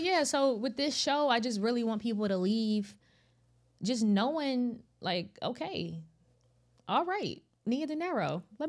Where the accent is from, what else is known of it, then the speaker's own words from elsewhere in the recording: Northern Virginia, United States; also born or lived in California; that's actually in my hometown.